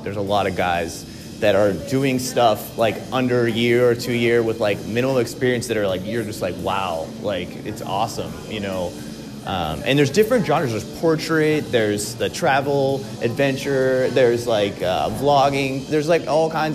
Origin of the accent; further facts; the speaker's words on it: Springfield, Missouri, United States; I am from Springfield. I live in Springfield